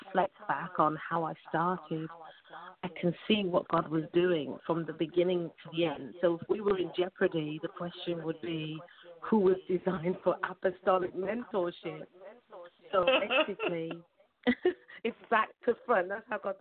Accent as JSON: {"language": "English", "country": "United Kingdom"}